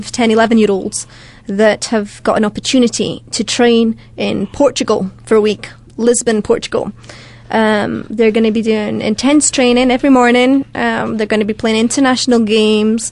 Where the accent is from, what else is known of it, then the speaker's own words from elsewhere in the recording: Dumfries, Scotland, United Kingdom; I'm from Dumfries, southwest.